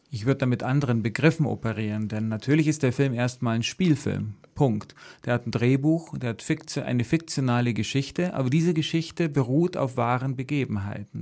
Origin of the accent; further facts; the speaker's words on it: Sulzbach-Rosenberg, Bavaria, Germany; ich komme aus der Oberpfalz, aus der, äh, aus Solz-Barosenberg, also dreißig Kilometer von Wackersdorf entfernt